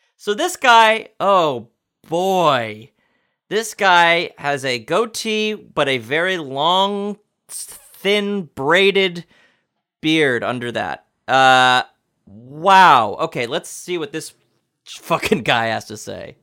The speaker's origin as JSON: {"language": "English", "region": "New York", "country": "United States", "tie": "born or raised there", "said": "I'm from New York"}